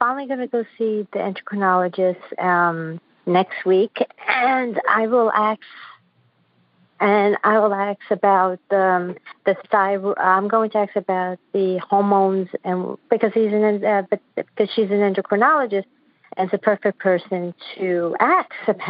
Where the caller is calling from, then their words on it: Queens, New York, United States; I'm from Queens, New York.